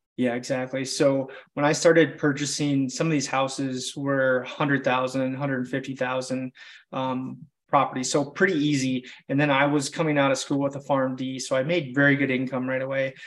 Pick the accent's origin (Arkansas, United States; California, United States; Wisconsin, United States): Wisconsin, United States; I'm just a small town kid from Wisconsin